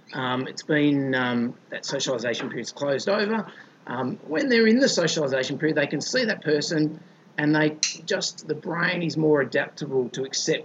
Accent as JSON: {"language": "English", "town": "Melbourne", "region": "Victoria", "country": "Australia", "said": "I mean, we're Aussie vets. We're both from Melbourne."}